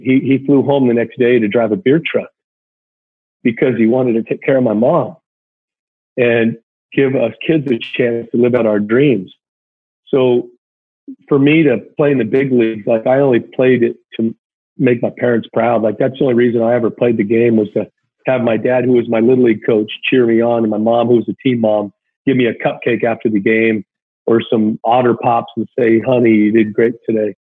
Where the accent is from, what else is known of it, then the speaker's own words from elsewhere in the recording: Anaheim, California, United States; I grew up in Anaheim. You know, I grew up going to the Big